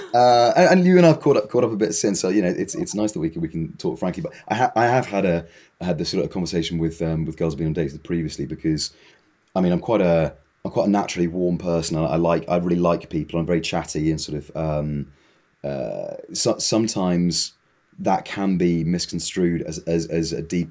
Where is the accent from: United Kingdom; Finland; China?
United Kingdom; I'm British.